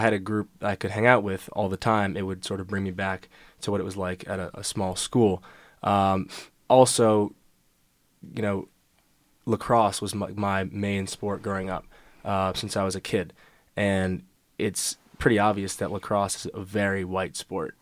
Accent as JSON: {"language": "English", "region": "New York", "country": "United States", "said": "I'm from New York"}